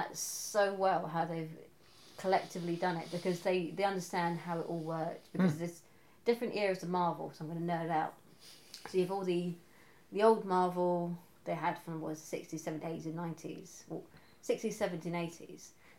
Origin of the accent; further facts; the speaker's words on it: England, United Kingdom; as an English person